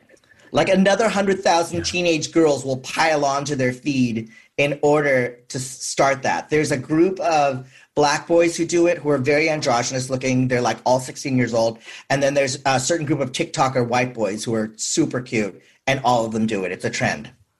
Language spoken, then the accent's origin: English; San Francisco, California, United States; I'm from San Francisco.